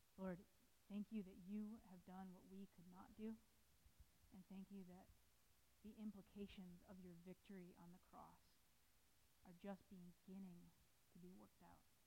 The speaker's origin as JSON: {"language": "English", "region": "New York", "country": "United States", "moved": "yes", "lives_now": "Massachusetts, United States", "said": "I'm from New York"}